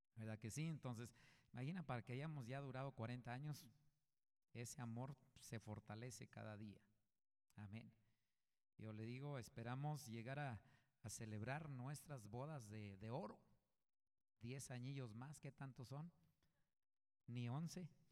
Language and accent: Spanish; Coahuila, Mexico; yo vengo de, de un rancho, de Coahuila yo soy de Coahuila, y vengo de una familia numerosa